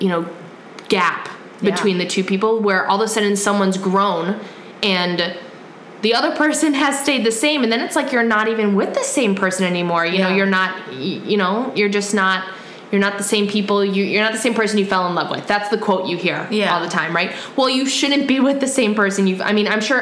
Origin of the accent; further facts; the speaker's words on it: Wisconsin, United States; we're from Wisconsin